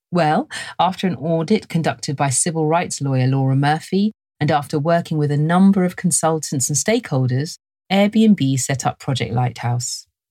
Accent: London, United Kingdom; I was raised in London, and this is my accent

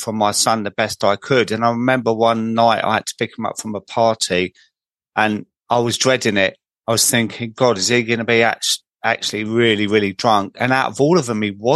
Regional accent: Croydon, London, United Kingdom; I was born in Croydon

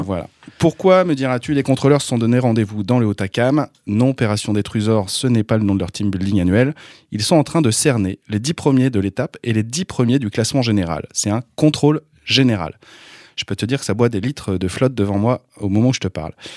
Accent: Brittany, France; en tant que breton

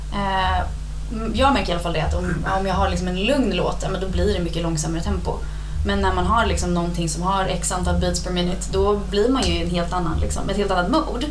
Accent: Stockholm, Stockholm County, Sweden; accent: stockholmska; det är jag som är the outsider nu när jag pratar stockholmska

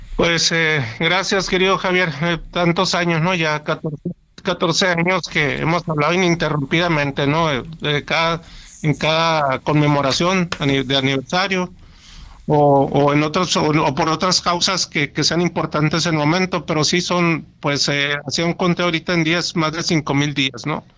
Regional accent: Hermosillo, Sonora, Mexico; moved away as an adult; also born or lived in Querétaro; yo estoy acá en una ciudad de Hermosillo, regresé a mi ciudad de origen

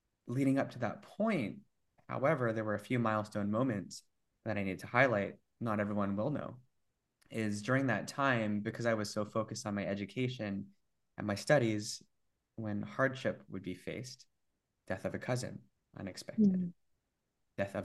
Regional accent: Vancouver, British Columbia, Canada; born and raised in Vancouver

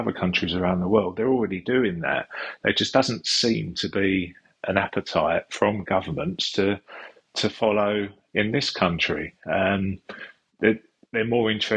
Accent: Epping Forest, East of England, United Kingdom; also born or lived in London; I was born in London, but brought up in Epping Forest, which is part of the Lee Valley.

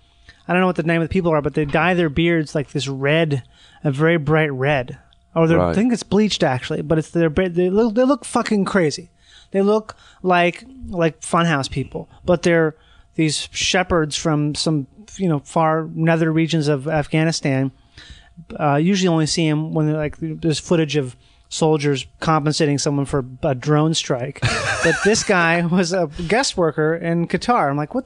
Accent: United States

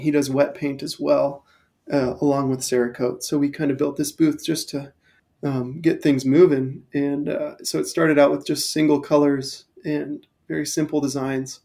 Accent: Thousand Oaks, California, United States; moved away as an adult; also born or lived in Portland, Oregon / Ventura, California; now in Denver, United States; I grew up in Thousand Oaks, which is like a mecca for mountain biking

